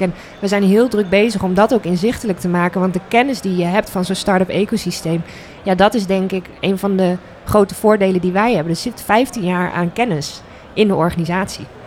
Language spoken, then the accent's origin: Dutch; The Hague, South Holland, Netherlands; now in Groningen, Netherlands; ik kom zelf uit Den Haag